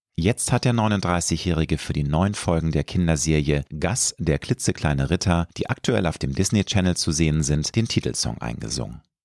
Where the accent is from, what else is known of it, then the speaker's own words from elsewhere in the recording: Hamburg, Germany; Peripherie von Hamburg, meiner Heimatstadt